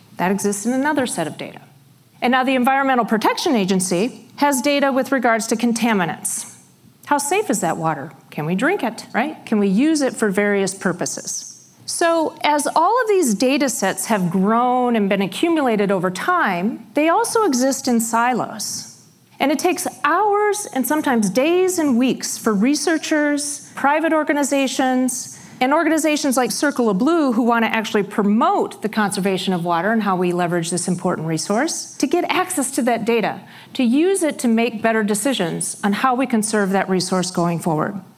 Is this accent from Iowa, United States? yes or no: yes; Iowa, United States; I grew up in Iowa in a very small town about 60 miles south of Rochester, Minnesota.